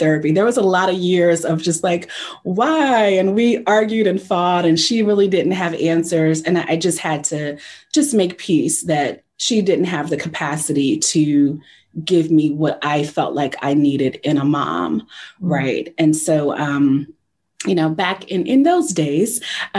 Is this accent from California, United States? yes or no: no; New Jersey, United States; I'm from New Jersey